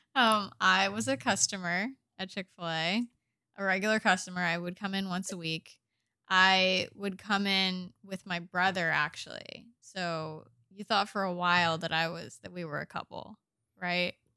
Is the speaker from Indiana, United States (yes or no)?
yes; Indianapolis, Indiana, United States; moved away as an adult; now in Corsicana, Texas, United States; I'm from the U S. I grew up in the Midwest in Indianapolis